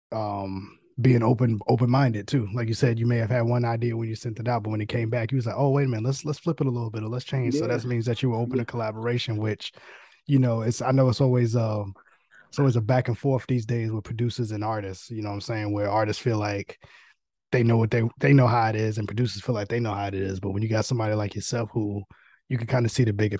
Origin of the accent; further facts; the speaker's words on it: New York City, New York, United States; moved away; I'm originally from New York. I'm from Queens, so I'm from the boroughs.